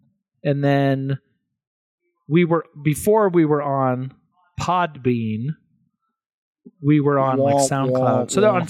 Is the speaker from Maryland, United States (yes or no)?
no; Kingwood, Texas, United States; now in Oklahoma, United States; Which is kind of a suburb of Houston near Kingwood, where I grew up.